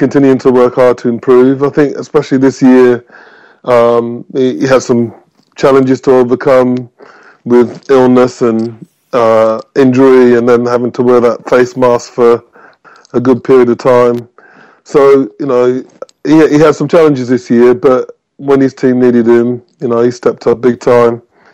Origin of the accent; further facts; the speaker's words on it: Birmingham, West Midlands, United Kingdom; I grew up in Birmingham